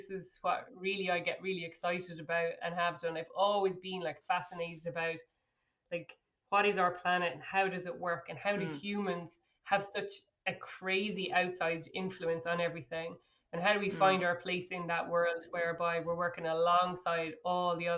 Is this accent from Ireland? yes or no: yes; Kilkenny, Leinster, Ireland; now in Kinsale, Ireland; I'm from Kilkenny. I live in Kinsale.